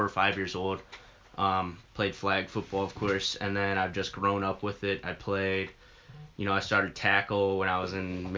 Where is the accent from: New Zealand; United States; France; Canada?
United States; Ohio; also born or lived in Kansas; We moved back to Ohio when I was, I think, three years old.